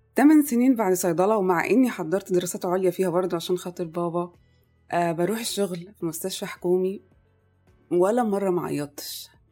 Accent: Egypt; moved away as an adult; also born or lived in Kuwait; كل مراحل تعليمي كانت في مصر

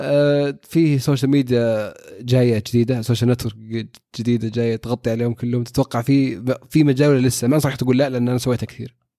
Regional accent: Saudi Arabia; عندنا في السعوديه الناس تستخدم تويتر

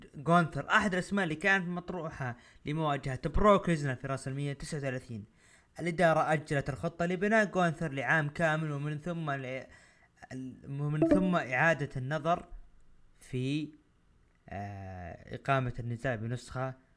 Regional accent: Saudi Arabia; عندنا بالسعوديه

